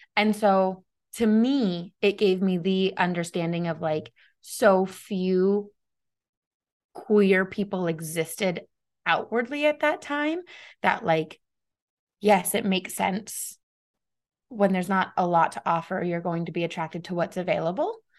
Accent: United States; as an American

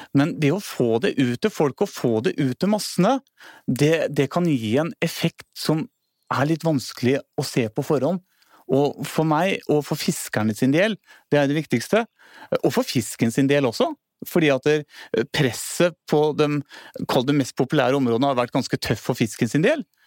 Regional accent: Hvaler, Østfold, Norway; moved away; also born or lived in Hemsedal; jeg er født og oppvokst på Hvaler

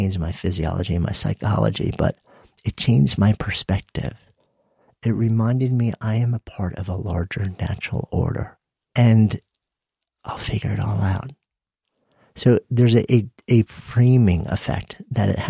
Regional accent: New York, United States; moved away as an adult; now in Boulder, United States; I grew up just outside of New York City, and the end of my block was the bay

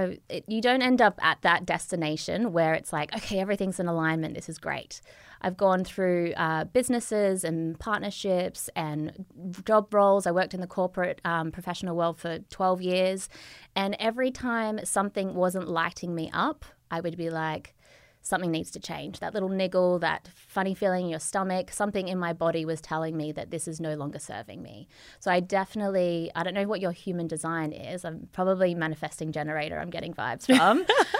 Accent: Australia; moved away; hi, Lauren, I'm an Australian.

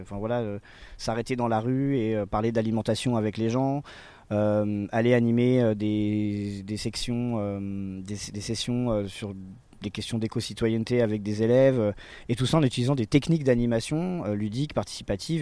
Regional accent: Besançon, Bourgogne-Franche-Comté, France; now in Saint-Denis-sur-Coise, France; je suis né à Besançon, j'ai 37 ans

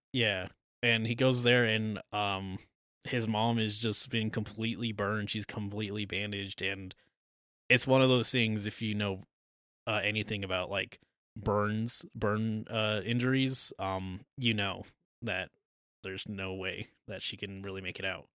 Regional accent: United States; we're American.

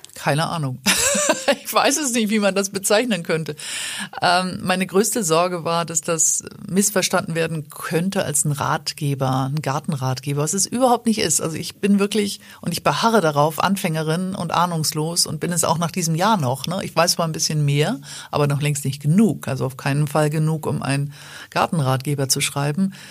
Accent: Schleswig-Holstein, Germany; ich als Norddeutsche, als Schleswig-Holsteinerin

